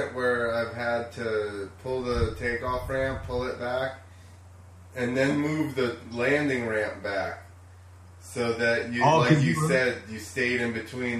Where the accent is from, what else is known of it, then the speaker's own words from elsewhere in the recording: New Jersey, United States; where are you from? Jersey.